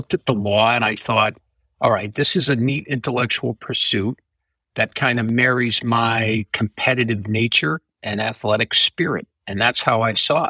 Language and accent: English; Connecticut, United States; also born or lived in Stamford, Connecticut / Farmington, Connecticut; I was born in Stamford, Connecticut, which is outside of New York City. Lived there for about 10 years and then moved with my family. Because I was only 10, I had to go with them to central Connecticut